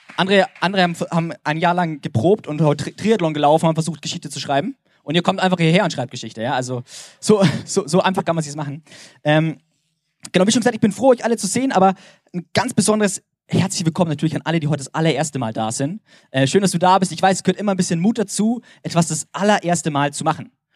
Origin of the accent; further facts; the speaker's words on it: Germany; als Deutscher